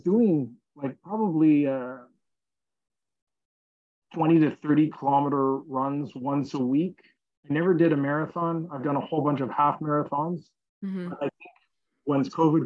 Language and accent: English; Montreal, Quebec, Canada; I'm from Montreal